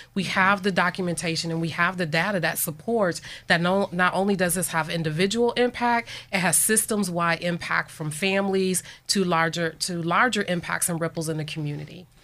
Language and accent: English; Buffalo, New York, United States; moved away as an adult; now in Erie, United States; I grew up in Buffalo, New York